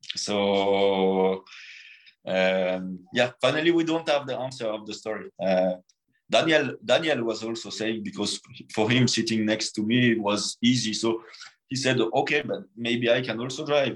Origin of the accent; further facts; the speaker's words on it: France; born or raised there